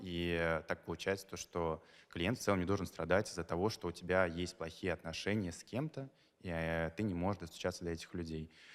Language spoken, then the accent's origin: Russian; Makhachkala, Dagestan, Russia; moved away as an adult; now in Moscow, Russia; я из Махачкалы